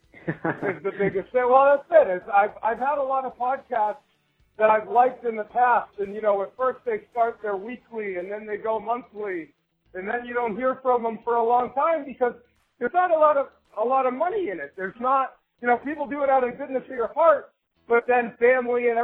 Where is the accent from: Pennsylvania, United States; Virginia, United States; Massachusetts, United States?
Massachusetts, United States; Cape Cod; moved away as an adult; now in Maine, United States; I am originally from the Cape Cod area of Massachusetts, but I just moved to Maine.